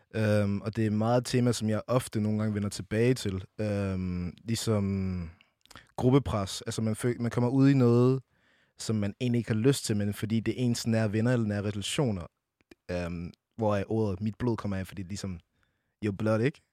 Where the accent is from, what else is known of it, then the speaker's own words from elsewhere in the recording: Brønderslev, North Denmark Region, Denmark; Jeg kommer oprindeligt fra Brønderslev, 2700